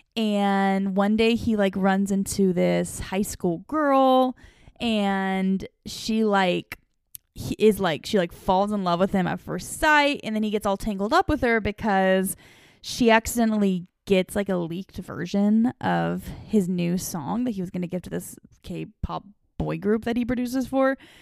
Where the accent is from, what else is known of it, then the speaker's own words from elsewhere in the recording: eastern Washington State, United States; moved away as an adult; also born or lived in Ohio; now in the Carolinas, United States; I grew up in a little town in eastern Washington State. So that was where my whole childhood was. I lived there from when I was seven years old until I was nineteen.